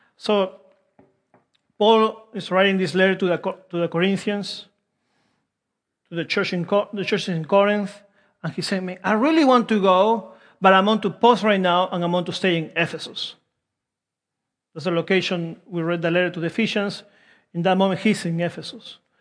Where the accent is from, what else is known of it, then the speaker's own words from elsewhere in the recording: Peru; English is a second language; also born or lived in Wilmington; now in United States; I'm from Peru